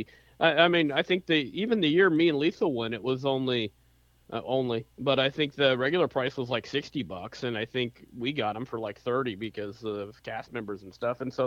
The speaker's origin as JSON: {"language": "English", "region": "Florida", "country": "United States", "tie": "born or raised there", "said": "I grew up in Florida."}